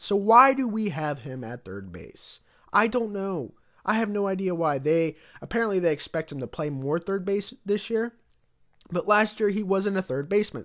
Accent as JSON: {"language": "English", "town": "Cincinnati", "region": "Ohio", "country": "United States", "tie": "born or raised there", "said": "I was born around the Cincinnati area"}